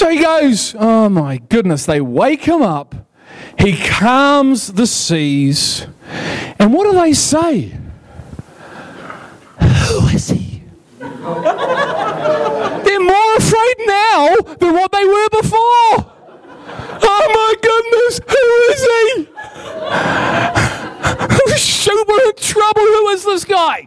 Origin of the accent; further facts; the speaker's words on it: Liverpool, North West England, United Kingdom; I'm from Liverpool, man. You can't have anything but fun when you're from Liverpool